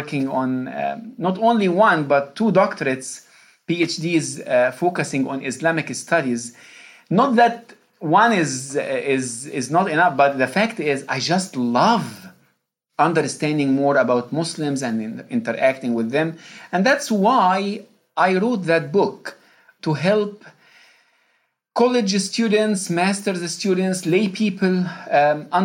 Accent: Egypt; first language Arabic; English is a second language; moved away as an adult; now in Louisville, United States; I was born and raised in Egypt.

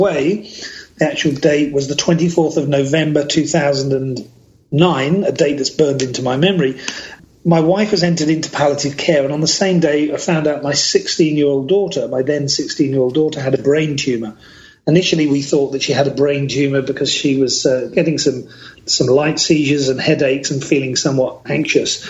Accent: United Kingdom; now in British Columbia, Canada; born and raised in the United Kingdom

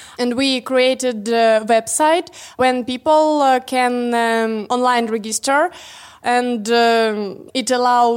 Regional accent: Russia; I'm from Russia

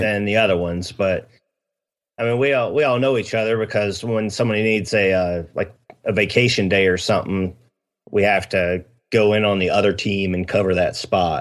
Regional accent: Ohio, United States; now in South Carolina, United States; we're both originally from Ohio

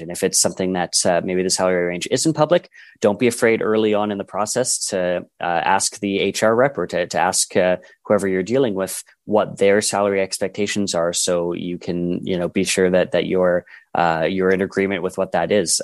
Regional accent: Edmonton, Alberta, Canada; I am from Edmonton, Alberta.

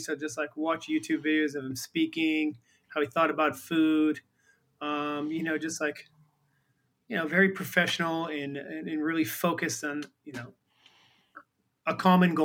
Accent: Boston, Massachusetts, United States; now in San Francisco, United States; I'm from Boston

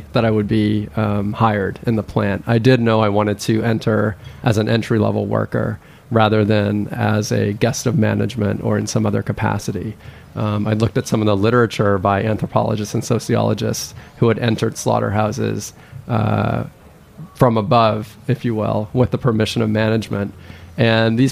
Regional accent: Thailand; now in United States; I actually am an immigrant to this country. I grew up in Thailand.

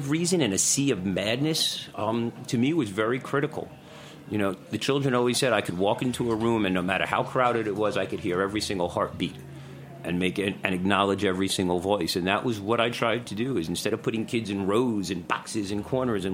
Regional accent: New York City, New York, United States; I'm a Bronx boy, so I come from the Bronx

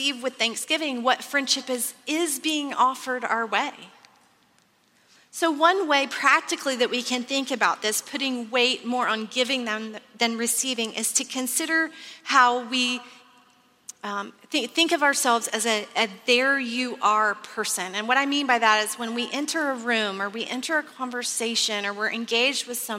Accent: Texas, United States; I grew up in Texas, which you may know is famous for oil and cattle

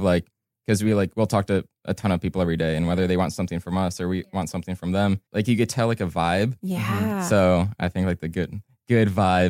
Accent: Cleveland, Ohio, United States; moved away as an adult; now in Los Angeles, United States; I'm originally from Cleveland, Ohio. I moved out to Los Angeles about 2.5 years ago

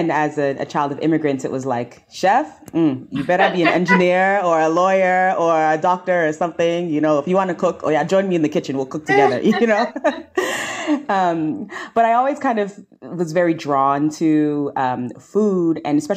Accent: New York City, New York, United States; I was born and raised here in New York. And I grew up in St. Albans, Queens, Southeast Queens

